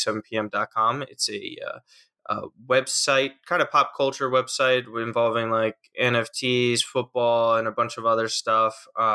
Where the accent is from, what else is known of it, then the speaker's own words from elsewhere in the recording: New York, United States; I'm from New York, which is obviously, like Maxi said, the Big Apple, but not directly in the city, just north of it.